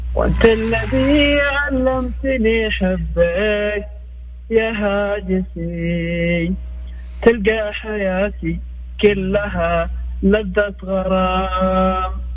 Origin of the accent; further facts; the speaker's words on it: Yemen; now in Jeddah, Saudi Arabia; من اليمن بكلمك من جدة